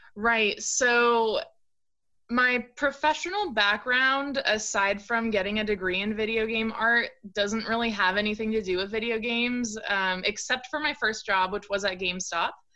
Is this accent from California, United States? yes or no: yes; Orange County, California, United States; moved away as an adult; also born or lived in Portland, Oregon; now in Eugene, United States; I grew up in Orange County, California.